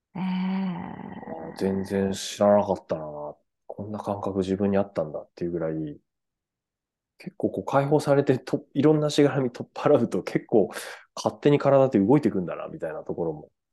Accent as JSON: {"language": "Japanese", "town": "Furano", "region": "Hokkaido", "country": "Japan", "tie": "born or raised there", "said": "フラノ市出身なんです"}